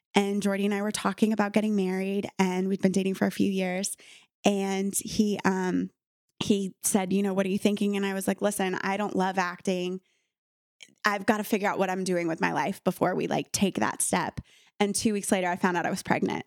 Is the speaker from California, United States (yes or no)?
no; Miami, Florida, United States; moved away as an adult; growing up in Miami